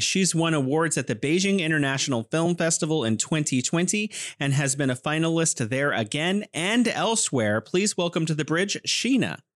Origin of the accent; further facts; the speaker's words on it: California, United States; now in Wuhan, China; I'm originally from California, but living here in beautiful Wuhan, China.